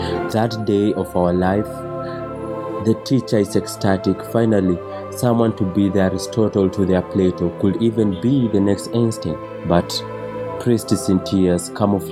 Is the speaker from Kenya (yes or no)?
yes; Nairobi, Kenya; I was born in Kenyatta Hospital to a 21-year-old Dr. Pauline